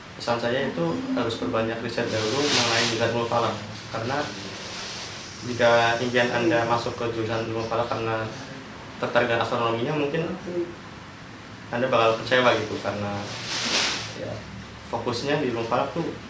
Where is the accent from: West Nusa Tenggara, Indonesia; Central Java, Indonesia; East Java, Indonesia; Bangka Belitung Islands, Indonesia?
Central Java, Indonesia; Cilacap; asal dari Cilacap